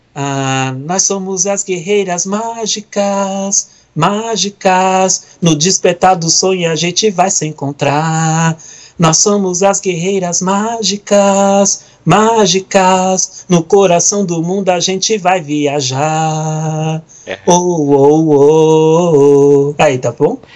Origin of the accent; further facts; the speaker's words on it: Brazil; also born or lived in Italy / Curitiba; Eu só nasci na Itália e pouco tempo depois vim pro Brasil